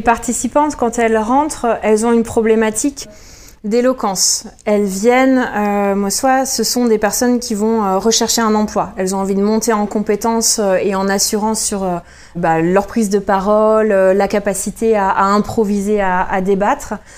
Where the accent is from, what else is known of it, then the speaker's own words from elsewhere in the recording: Jura, Bourgogne-Franche-Comté, France; now in Rennes, France; je suis rennaise euh, de cœur, originaire du Jura